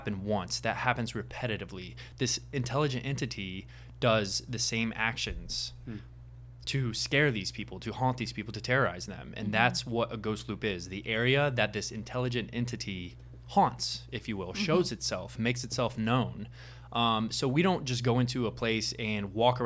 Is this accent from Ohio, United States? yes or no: no; Indianapolis, Indiana, United States; now in Los Angeles, United States; I'm originally from Indianapolis, Indiana, so Midwest